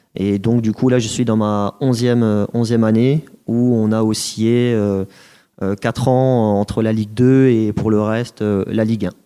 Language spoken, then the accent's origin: French; Colmar, Grand Est, France; moved away as an adult; also born or lived in Reims; je suis issu d'Alsace, donc Colmar. J'ai fait mes études là-bas, donc j'ai mon, bac scientifique à, Colmar